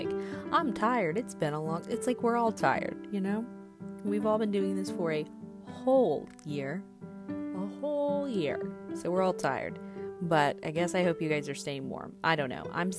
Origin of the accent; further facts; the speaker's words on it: Georgia, United States; I'm from Georgia.